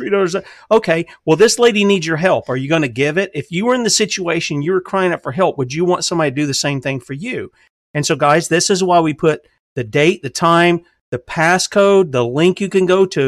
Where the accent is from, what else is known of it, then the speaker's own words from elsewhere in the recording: South Carolina, United States; I'm a good old Southern boy, Eric. I'm not from New York. And my country is South Carolina.